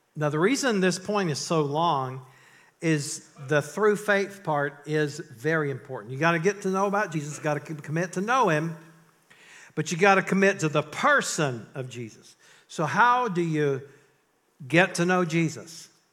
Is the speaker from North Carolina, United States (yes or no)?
yes; North Carolina, United States; I grew up in North Carolina